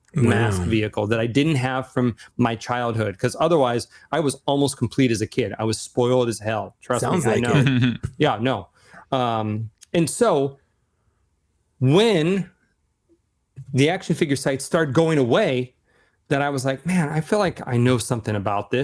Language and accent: English; Seattle, Washington, United States; I'm from Seattle, Amazon